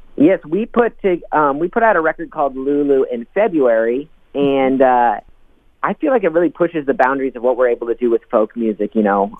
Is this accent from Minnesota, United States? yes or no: yes; Rochester, Minnesota, United States; moved away as an adult; now in Minneapolis, United States; I'm a Rochester kid. So I moved up to Minneapolis about eight years ago now when I graduated high school.